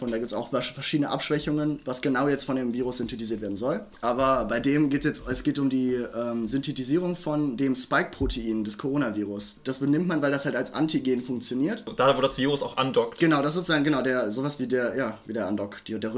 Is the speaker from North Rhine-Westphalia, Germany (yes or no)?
yes; Düsseldorf, North Rhine-Westphalia, Germany; ich komme aus Düsseldorf.